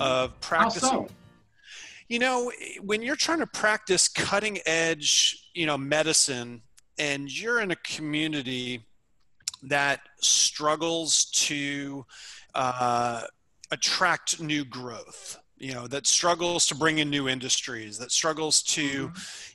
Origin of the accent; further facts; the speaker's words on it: New York, United States; moved away as an adult; also born or lived in Illinois; I'm originally from New York